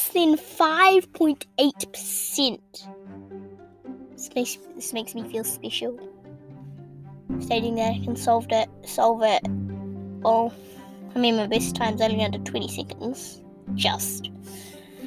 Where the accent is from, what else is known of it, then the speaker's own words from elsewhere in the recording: New Zealand; I'm a Kiwi